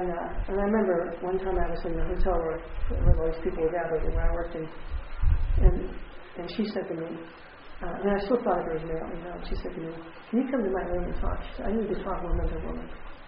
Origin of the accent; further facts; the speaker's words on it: Texas, United States; and I grew up in Texas, and so you wait till you get married to have sex